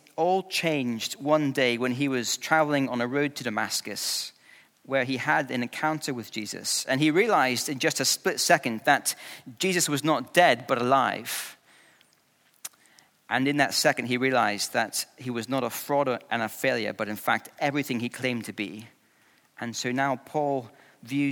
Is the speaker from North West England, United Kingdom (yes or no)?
no; Scotland, United Kingdom; I grew up in Scotland